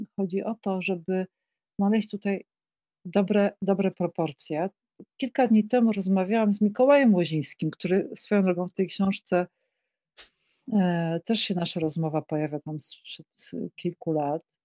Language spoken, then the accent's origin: Polish; Kraków, Lesser Poland, Poland; Mieszkałam w Krakowie, y, y, no jestem krakowanką, więc y, z urodzenia mieszkałam w fantastycznym miejscu przy ulicy Teraz Królewskiej